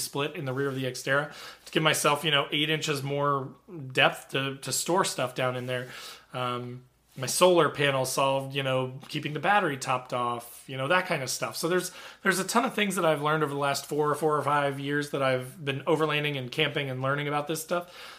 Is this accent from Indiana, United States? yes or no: yes; Southern Indiana, United States; I grew up in Southern Indiana